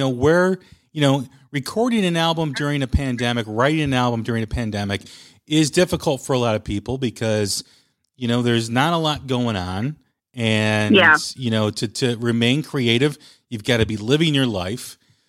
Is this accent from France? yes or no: no; Chicago, Illinois, United States; I'm from Chicago, so we always like to needle our Wisconsin neighbors from being up north